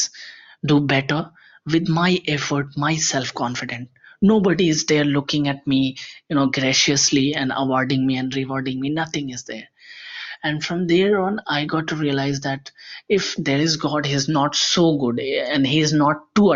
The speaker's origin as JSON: {"language": "English", "region": "Bihar", "country": "India", "said": "I am from India. I come from the most backward state of India, that is Bihar."}